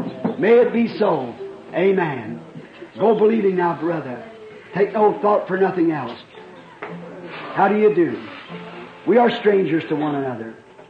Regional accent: Burkesville, Kentucky, United States; I'm from Burksville, Kentucky.

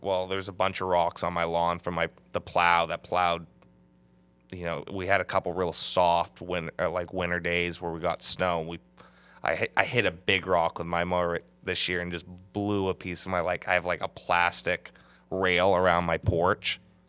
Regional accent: Bangor, Maine, United States; yeah, I mean, I grew up right in Bangor, so it's crazy how much 10 years can do.

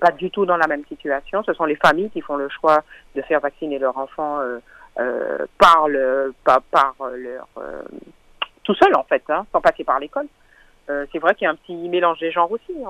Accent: Martinique; en tant que martiniquaise, en tant que syndicaliste aussi

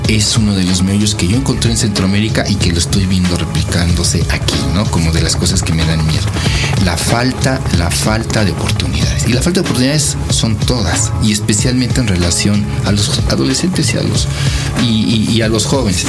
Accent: Mexico; soy mexicano

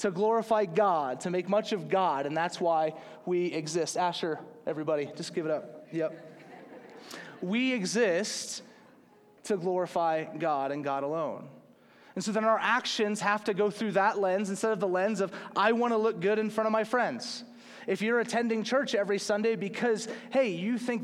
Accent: Slidell, Louisiana, United States; growing up in the South

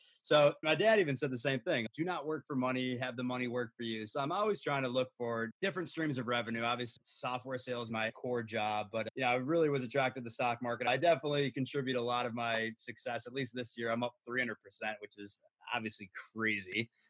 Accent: New York, United States; I'm from New York. Zero deaths in New York City today.

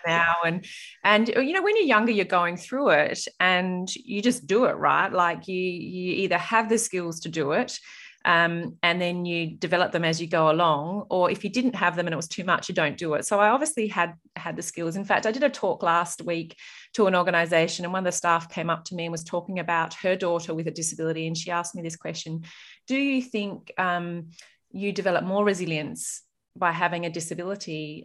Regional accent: Murray Bridge, South Australia, Australia; also born or lived in Adelaide; growing up in Murray Bridge

